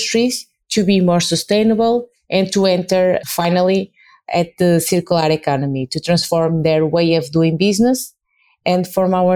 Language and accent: English; Portugal; I'm from Portugal